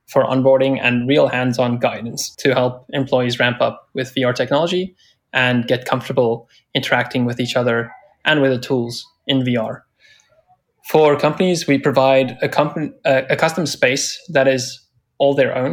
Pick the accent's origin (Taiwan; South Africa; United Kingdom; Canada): South Africa; now in San Francisco, United States; I'm originally from South Africa, actually calling from there right now, and currently based in San Francisco